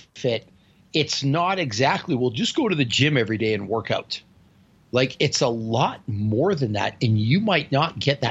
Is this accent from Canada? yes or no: yes; Northern Canada, Canada; Well, I'm from Northern Canada, and everyone where I'm from looks like that. We're direct from a Viking bloodline.